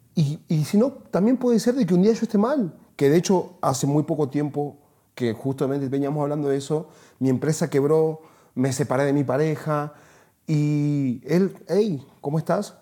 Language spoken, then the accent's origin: Spanish; Salta, Argentina; moved away as an adult; Yo nací en Salta, que es una ciudad al norte de Argentina, pero a los 19 años me fui de ahí y jamás volví